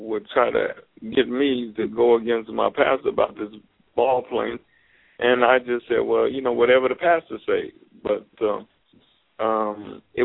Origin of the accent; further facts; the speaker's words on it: Gary, Indiana, United States; I had a roommate who was from Indiana, just like me